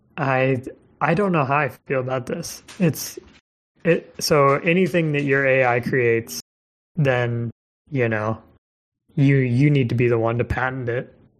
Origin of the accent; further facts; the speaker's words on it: Missouri, United States; moved away; I'm from Missouri originally